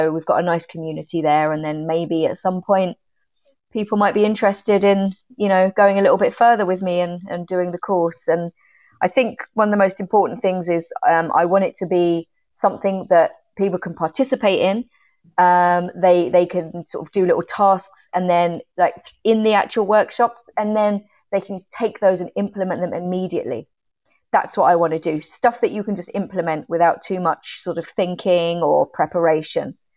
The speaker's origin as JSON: {"language": "English", "town": "Sutton", "region": "London", "country": "United Kingdom", "tie": "born or raised there", "lives_now": "Ireland", "said": "Sutton in Surrey."}